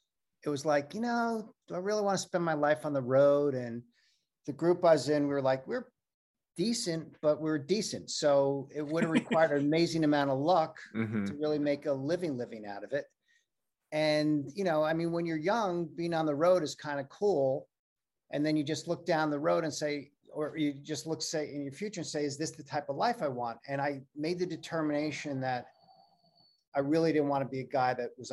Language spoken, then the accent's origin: English; New York City, New York, United States; I grew up in New York